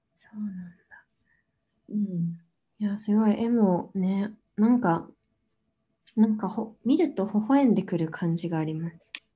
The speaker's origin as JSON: {"language": "Japanese", "region": "Tokyo", "country": "Japan", "tie": "born or raised there", "said": "私は東京生まれで今も東京に住んでるんですけど"}